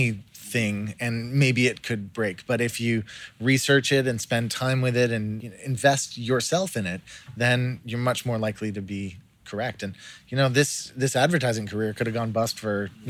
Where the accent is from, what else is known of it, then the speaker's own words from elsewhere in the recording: Ottawa, Ontario, Canada; moved away as an adult; also born or lived in Aspen, Colorado; now in New Zealand; I was born and raised in Ottawa, Canada